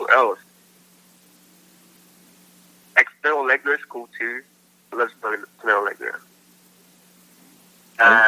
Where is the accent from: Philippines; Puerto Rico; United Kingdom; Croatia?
Philippines; moved away; I speak fluent Tagalog. I grew up in the Philippines.